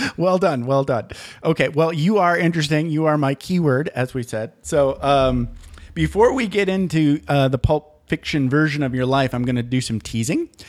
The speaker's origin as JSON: {"language": "English", "region": "Michigan", "country": "United States", "tie": "born or raised there", "said": "I grew up in Michigan"}